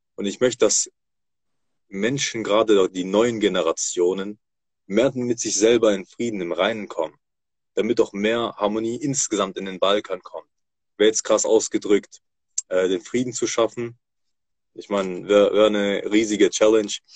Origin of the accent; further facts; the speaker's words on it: Germany; Tatsächlich bin ich hier in Deutschland geboren und aufgewachsen